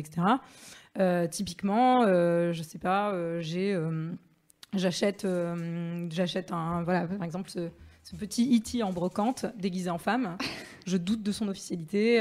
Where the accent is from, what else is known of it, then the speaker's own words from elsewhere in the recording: Marseille, Provence-Alpes-Côte d'Azur, France; moved away; je suis marseillaise